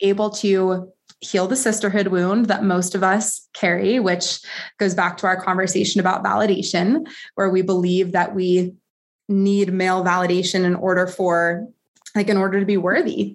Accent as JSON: {"language": "English", "region": "Colorado", "country": "United States", "said": "my home state"}